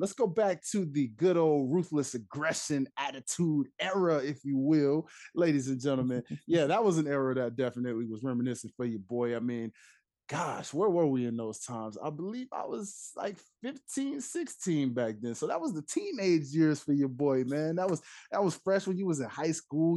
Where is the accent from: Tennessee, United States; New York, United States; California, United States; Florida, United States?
Tennessee, United States; it's my roots, I'm from Tennessee